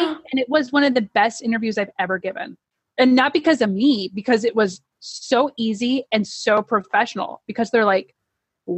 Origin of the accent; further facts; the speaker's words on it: Aurora, Nebraska, United States; moved away; I grew up in Aurora, Nebraska